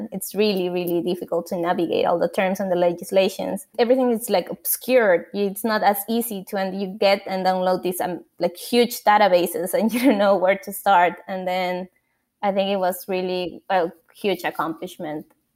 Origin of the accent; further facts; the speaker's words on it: Lima, Peru; moved away; I'm an architect from Lima, Peru.